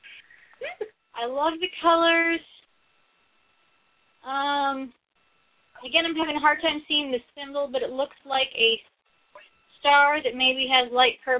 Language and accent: English; Portland, Oregon, United States; I come from the City of Roses